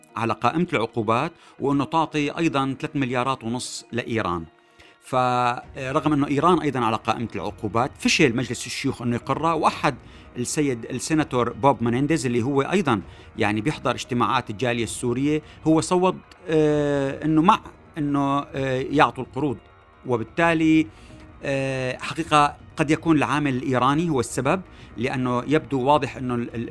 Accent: Syria; now in Los Angeles, United States; نحن بهمنا كسوريين

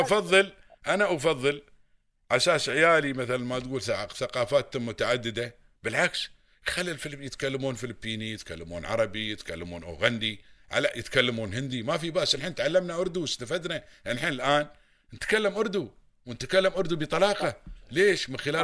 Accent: United Arab Emirates; accent: Emirati; first language Arabic; اللهجة الإماراتية

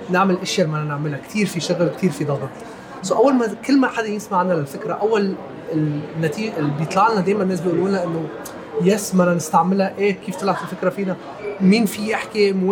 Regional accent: Nigeria; انا عشت بنيجيريا وربيت بنيجيريا كلمه يانزو بنيجيريا يعني هلا

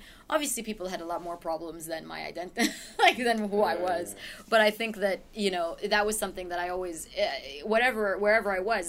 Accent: Iraq; also born or lived in Jordan / Kuwait; We came from Iraq. We hid out in Jordan for a little while.

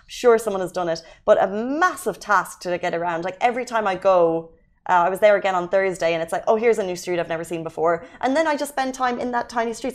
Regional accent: Ireland; now in Dubai, United Arab Emirates; I'm Irish

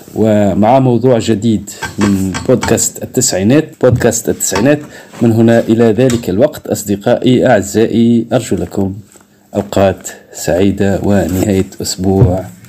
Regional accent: Tunisia; عندنا في تونس

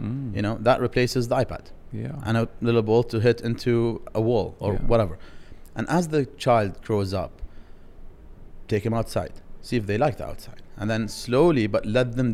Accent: Dubai, United Arab Emirates; I'm from Dubai

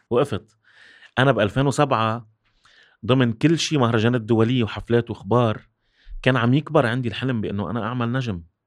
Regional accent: Syria; also born or lived in Kuwait; أنا رجعت من الكويت عمري تسع سنين، بالألف، بتسعة وثمانين. آه، كنت عايش بحياة رفاهية كتير عالية بالكويت. رجعت على الصفر بال-، بسوريا

